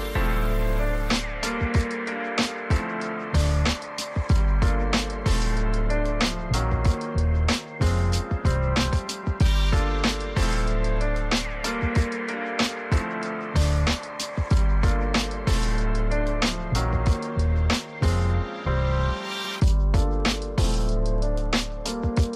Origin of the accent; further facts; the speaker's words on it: Portland, United States; … from … and me, we grew up in Portland together.